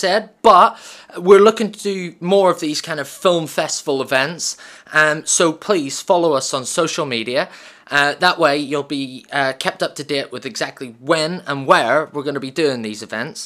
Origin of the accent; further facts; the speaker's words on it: Ireland; I'm Irish